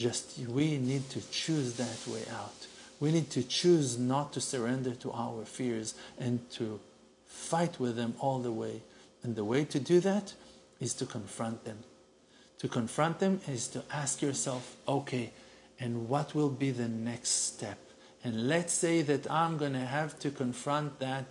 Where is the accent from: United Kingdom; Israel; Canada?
Israel; We're from Israel.